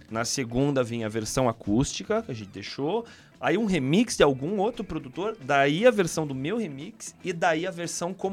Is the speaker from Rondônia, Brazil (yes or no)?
yes; Porto Velho, Rondônia, Brazil; born there; eu nasci em Porto Velho, Rondônia. Mas a minha mãe é de Paranaguá, né?